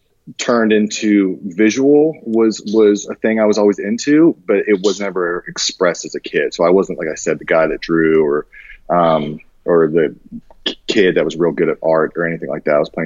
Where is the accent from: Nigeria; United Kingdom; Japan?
Japan; And so I grew up mostly overseas. I grew up mostly in Japan, during my formative years, about like 8 years, 11 years, something like that.